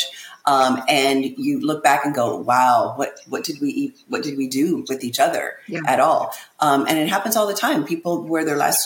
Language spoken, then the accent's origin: English; Indiana, United States; now in Florida, United States; We're originally from Indiana. We live in Florida now